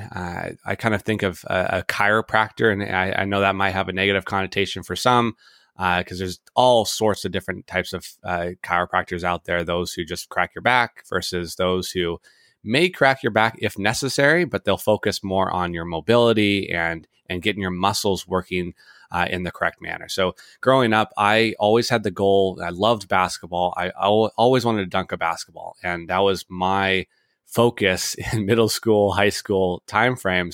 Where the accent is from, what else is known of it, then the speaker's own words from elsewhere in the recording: Edmonds, Washington, United States; born and raised in Edmonds, Washington.